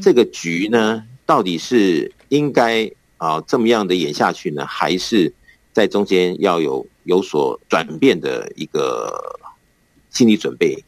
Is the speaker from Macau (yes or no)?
no; Taiwan; moved away; 以前我们小时候在台湾的这种过年